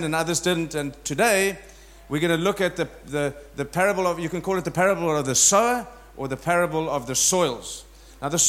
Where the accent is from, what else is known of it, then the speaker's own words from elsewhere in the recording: South Africa; I was born in South Africa, so I'm an African from South Africa. And I think I'm going to spend the rest of my days there